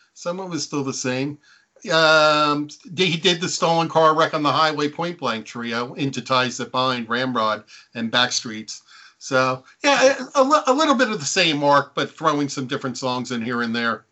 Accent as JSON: {"language": "English", "town": "Neptune", "region": "New Jersey", "country": "United States", "tie": "born or raised there", "said": "grew up on the Jersey Shore. I grew up in Neptune, which is the town next to Asbury Park"}